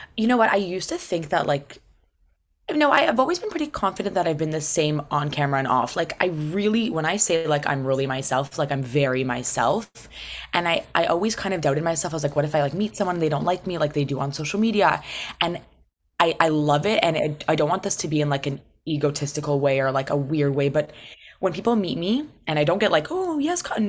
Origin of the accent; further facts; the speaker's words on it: Toronto, Ontario, Canada; I was born and raised in Toronto.